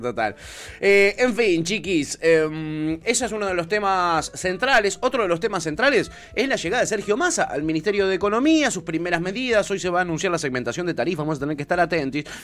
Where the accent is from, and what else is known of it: Argentina